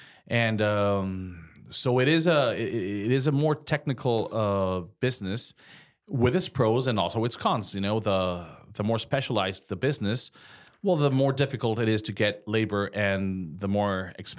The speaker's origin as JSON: {"language": "English", "country": "Mexico", "moved": "yes", "said": "I came from Mexico. I was doing a little construction back there, just on a side, and that's how I became in love with the glass industry."}